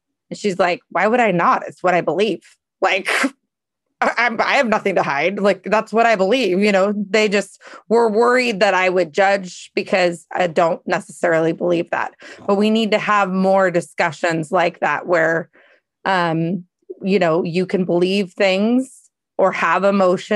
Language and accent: English; Seattle, Washington, United States; I'm from Seattle